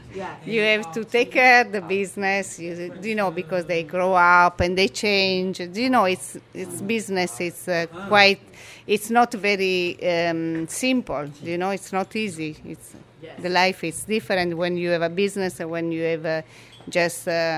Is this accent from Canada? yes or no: no; Turin, Piedmont, Italy; English is a second language; moved away as an adult; also born or lived in Dublin, Ireland; now in Kinsale, Ireland; I'm from Turin, yeah.